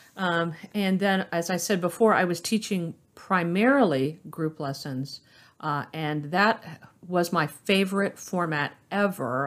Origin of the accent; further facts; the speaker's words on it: Orlando, Florida, United States; I was born in Orlando, Florida, and I've been in that area uh, my entire life